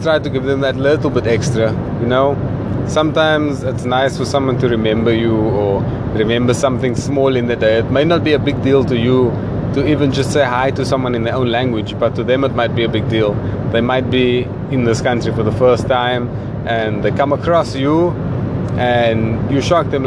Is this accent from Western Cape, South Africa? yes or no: yes; Cape Town, Western Cape, South Africa; me as a South African, we do have a colored community, and me being from Cape Town